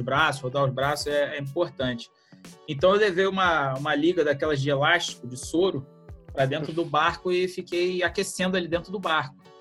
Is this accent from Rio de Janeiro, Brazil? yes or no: yes; Rio de Janeiro, Brazil; eu sou do Rio de Janeiro